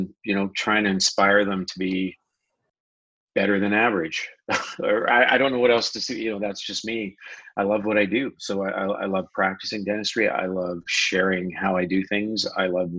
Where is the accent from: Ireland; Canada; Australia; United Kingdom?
Canada; I grew up playing hockey as a Canadian.